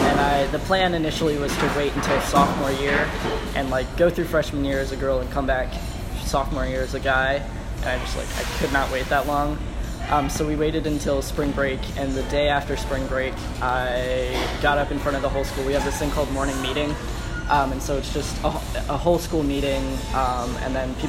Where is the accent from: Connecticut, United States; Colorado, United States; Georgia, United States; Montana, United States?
Colorado, United States; born there; I actually wasn't born in Maryland. I was born in Colorado.